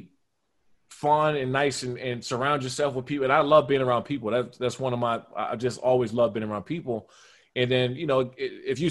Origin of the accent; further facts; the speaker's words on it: Washington, D.C., United States; moved away; also born or lived in Maryland; I come from Maryland and Washington, D.C. area. I come from Chocolate City